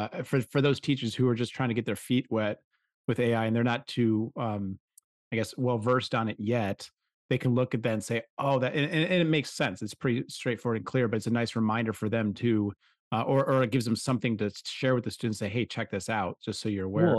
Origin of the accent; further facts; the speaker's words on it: Washington, United States; born there; Cause I was telling him, I was like, cause I was born out in Washington. I love that state.